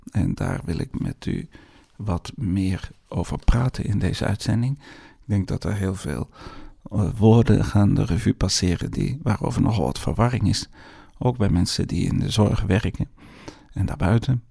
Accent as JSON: {"language": "Dutch", "country": "Netherlands", "also_born_or_lived": "Brussels, Belgium / Flanders, Belgium", "moved": "yes", "said": "u hoort aan mij dat ik uit Nederland kom"}